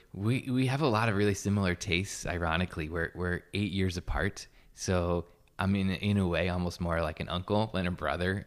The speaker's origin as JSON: {"language": "English", "town": "Newburgh", "region": "New York", "country": "United States", "tie": "born or raised there", "also_born_or_lived": "Poughkeepsie, New York", "moved": "yes", "lives_now": "Encinitas, United States", "said": "I was born in a town called Poughkeepsie, um, and grew up outside of um, right outside of Newburgh, which is kind of like a post-industrial city"}